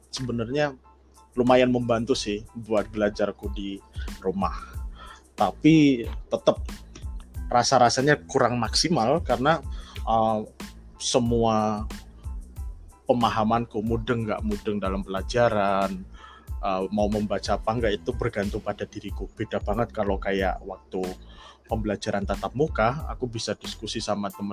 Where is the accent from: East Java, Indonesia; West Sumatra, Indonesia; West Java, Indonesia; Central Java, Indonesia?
Central Java, Indonesia; Wonosobo; Ya, saya berasal dari kota Wonosobo, Jawa Tengah.